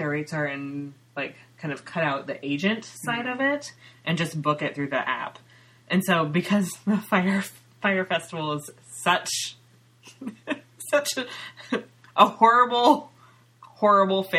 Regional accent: Ukiah, California, United States; now in Seattle, United States; I grew up in Mendocino County, which is part of the Emerald Triangle

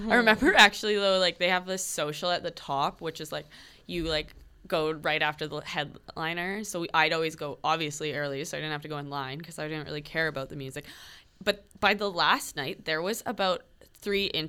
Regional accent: Calgary, Alberta, Canada; moved away as an adult; also born or lived in Winnipeg, Manitoba; now in Manitoba, Canada; I'm from Calgary.

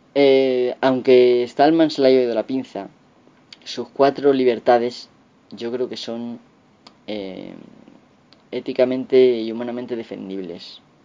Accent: Castilla-La Mancha, Spain; accent: La Mancha centro; mi forma de hablar de la mancha centro

